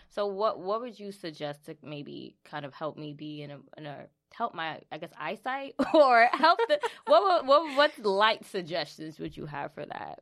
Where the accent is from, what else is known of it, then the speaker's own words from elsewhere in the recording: New York City, New York, United States; we went to high school together in the Bronx.